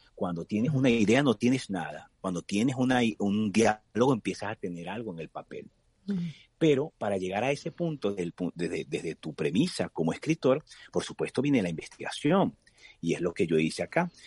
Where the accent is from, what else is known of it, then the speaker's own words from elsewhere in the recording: Venezuela; con mi familia y e imaginar de nuevo estar allí por esas calles de algunos pueblos en mi país